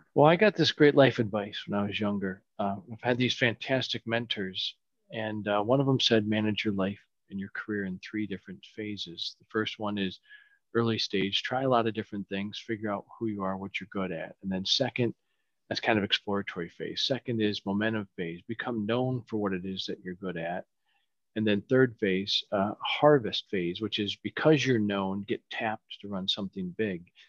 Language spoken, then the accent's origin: English; Michigan, United States; moved away as an adult; now in California, United States; I grew up in Michigan, uh, Midwest boy